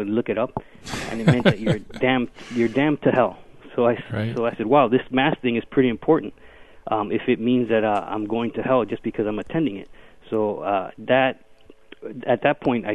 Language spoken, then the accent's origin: English; Miami, Florida, United States; I'm a first-generation American. My parents are Cuban. They fled Cuba in the 1950s, early 60s, fleeing communism, Fidel Castro's communism. And I was born in Miami, Florida